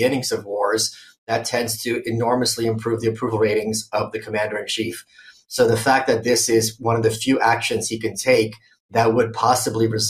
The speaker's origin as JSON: {"language": "English", "town": "Brooklyn", "region": "New York", "country": "United States", "tie": "born or raised there", "also_born_or_lived": "Ukraine", "said": "I grew up in this obscure town called Brooklyn. You may have heard of it. I was born in Ukraine. I left there when I was 1.5."}